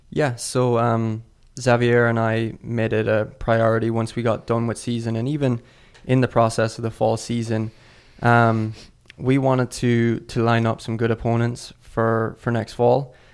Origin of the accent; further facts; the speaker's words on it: Ireland; moved away as an adult; also born or lived in Mississippi, United States / Colorado, United States; now in United States; I'm originally from Ireland. I moved over to America in twenty seventeen to start college as a freshman in Mississippi.